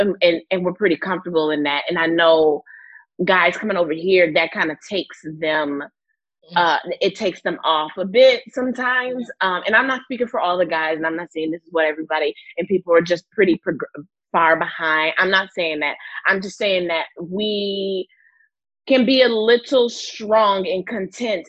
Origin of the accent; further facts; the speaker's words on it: United States; I was born here in the States